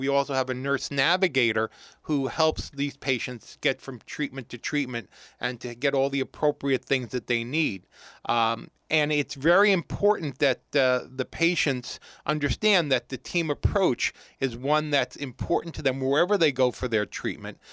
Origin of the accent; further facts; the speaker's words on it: New York City, New York, United States; moved away as an adult; also born or lived in Columbus, Ohio; now in Morristown, United States; I'm born and bred New Yorker originally, uh, growing, growing up in Brooklyn.